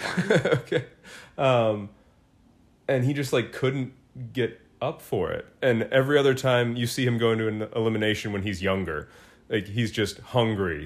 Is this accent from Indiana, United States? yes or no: yes; Indianapolis, Indiana, United States; as a Colts fan growing up in Indianapolis